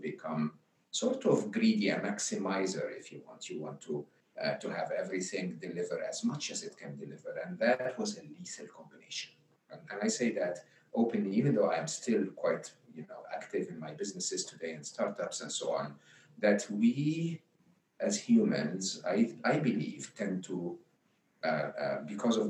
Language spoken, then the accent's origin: English; Egypt; where I grew up in Egypt